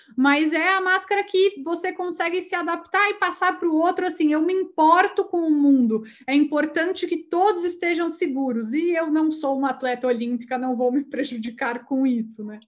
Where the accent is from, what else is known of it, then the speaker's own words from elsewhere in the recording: Brazil; moved away as an adult; now in Chile; eu acabei de mudar para o Chile, eu sou do Brasil